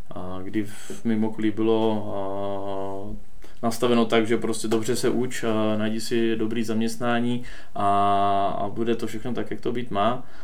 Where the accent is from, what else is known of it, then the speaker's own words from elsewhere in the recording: near Moravská Třebová, Pardubice Region, Czechia; pocházím od Moravské Třebové.